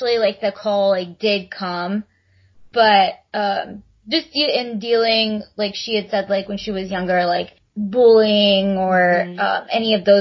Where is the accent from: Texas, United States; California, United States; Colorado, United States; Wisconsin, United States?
Texas, United States; we're from Texas. Like, we're the Texas girls